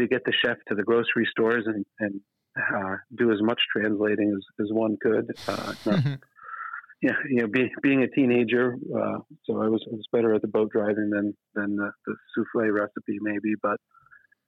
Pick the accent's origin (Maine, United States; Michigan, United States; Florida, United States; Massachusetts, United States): Maine, United States; Islesboro; So I grew up on Islesboro, a little island in Maine.